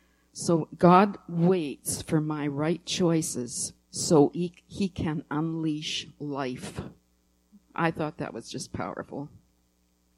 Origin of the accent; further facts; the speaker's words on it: Winnipeg area, Manitoba, Canada; I'm from that area.